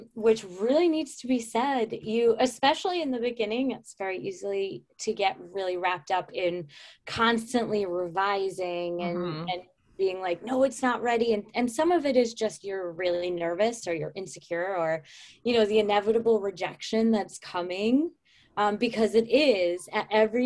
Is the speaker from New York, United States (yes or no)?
yes; upstate New York, United States; upstate New York, which is incidentally where I'm from in real life